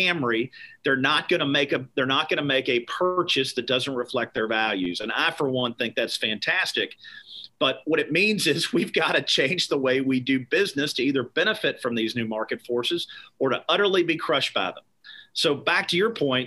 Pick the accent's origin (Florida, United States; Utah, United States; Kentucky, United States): Kentucky, United States; Meade County; I am from Meade County, Kentucky, which is about an hour southwest of Louisville. My family grew tobacco in Kentucky for over 100 years. I grew up in the tobacco patch